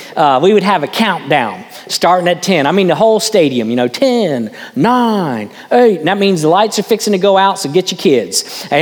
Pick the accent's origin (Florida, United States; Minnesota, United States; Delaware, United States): Florida, United States; West Palm Beach; when I was brought up in West Palm Beach, I was a little kid